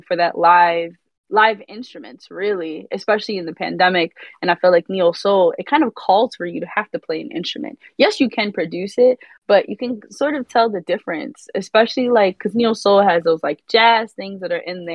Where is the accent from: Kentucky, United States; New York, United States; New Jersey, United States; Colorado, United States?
New York, United States; Rockland County; also born or lived in Brooklyn; I am from Rockland County. It's upstate, an hour from the city